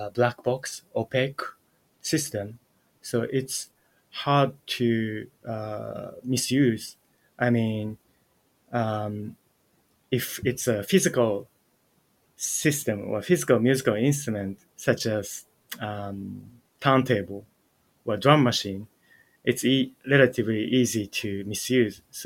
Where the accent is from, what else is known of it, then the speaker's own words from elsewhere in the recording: Japan; I was born in Japan and grew up in Japan